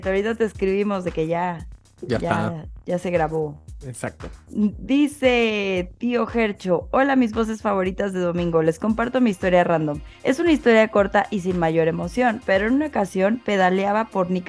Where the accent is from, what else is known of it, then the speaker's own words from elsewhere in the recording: Morelos, Mexico; yo soy de Morelos, pero estudié en la Universidad de Puebla.